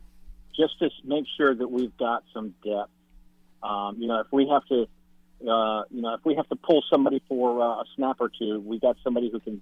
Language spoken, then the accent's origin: English; New York City, New York, United States; when I was growing up in Manhattan, we used to go up to High Bridge.